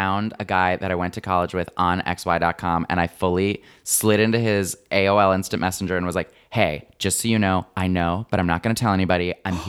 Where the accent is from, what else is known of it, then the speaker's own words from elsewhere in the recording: Flint, Michigan, United States; Oh, well, that's where Interlochen is. I grew up right outside of Flint.